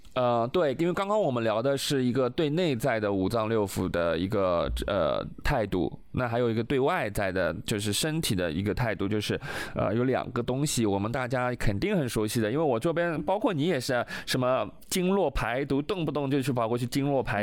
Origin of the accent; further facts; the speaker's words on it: China; 我们中国人